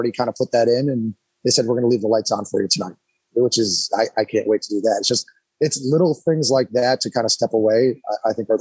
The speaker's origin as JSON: {"language": "English", "town": "Scranton", "region": "Pennsylvania", "country": "United States", "tie": "born or raised there", "said": "I grew up in the Scranton area"}